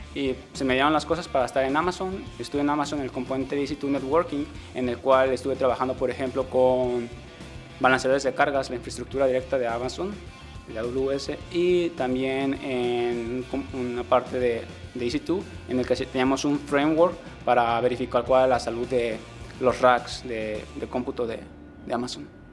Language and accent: Spanish; La Huerta, Jalisco, Mexico; also born or lived in Seattle; now in Guadalajara, Mexico; soy de un pueblo que se llama La Huerta, nací allí, pero en el año 2000 me mudé a Guadalajara y desde entonces he estado aquí